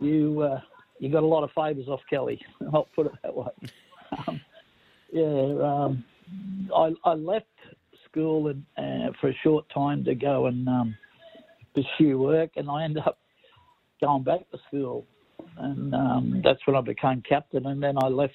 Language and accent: English; Cessnock, New South Wales, Australia; I grew up in Cessnock